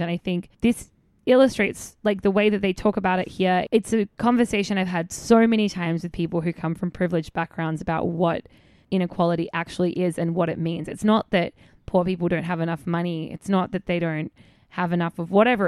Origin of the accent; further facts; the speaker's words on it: Australia; moved away; about being Australian